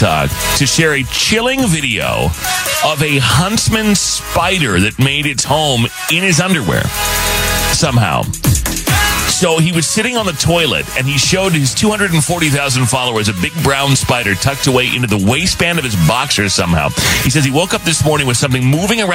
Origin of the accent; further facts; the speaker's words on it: Arizona, United States; growing up in Arizona